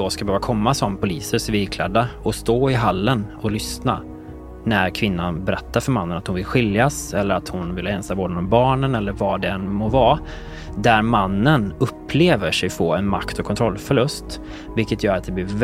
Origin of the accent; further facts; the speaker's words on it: Nynäshamn, Stockholm County, Sweden; moved away as an adult; also born or lived in Umeå; Så det var liksom 100 mil från Nynäshamn, ja. där jag kommer ifrån.